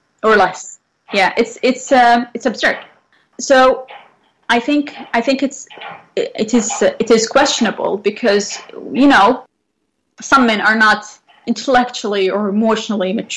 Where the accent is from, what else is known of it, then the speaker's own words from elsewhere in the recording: central Saudi Arabia, Saudi Arabia; moved away as an adult; now in Vancouver, Canada; So I come from Saudi Arabia. I was born in the center or the heart of Saudi Arabia